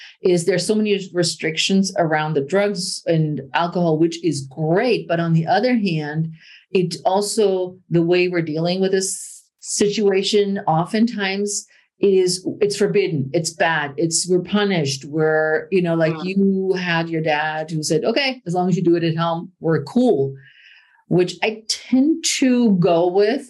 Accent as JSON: {"language": "English", "country": "Germany", "tie": "born or raised there", "moved": "yes", "lives_now": "United States", "said": "when I grew up in Germany"}